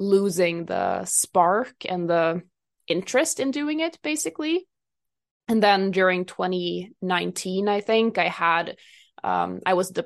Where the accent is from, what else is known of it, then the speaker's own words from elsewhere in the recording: Sweden; I am from Sweden